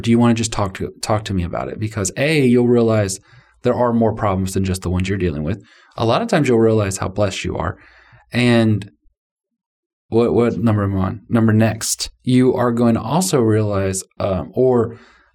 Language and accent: English; United States; I'm a American male